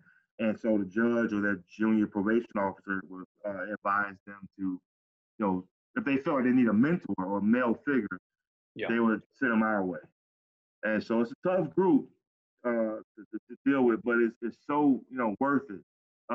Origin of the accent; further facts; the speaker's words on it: Pompano Beach, Florida, United States; Growing up in Cali City, Pompano